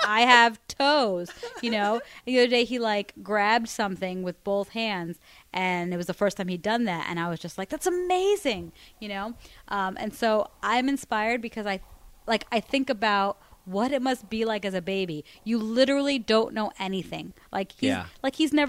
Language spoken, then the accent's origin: English; Miami, Florida, United States; I grew up in Miami